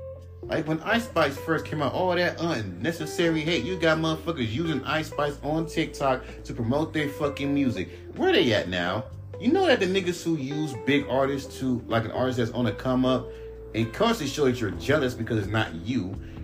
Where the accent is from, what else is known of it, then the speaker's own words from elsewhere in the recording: West Coast, United States; Oh, I'm from the West Coast. I live in Inglewood.